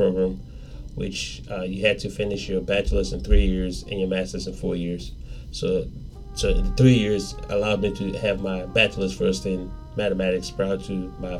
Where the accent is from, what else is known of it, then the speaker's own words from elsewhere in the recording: Nigeria; now in United States; Nigeria, we're colonized by the British, so English is technically official language.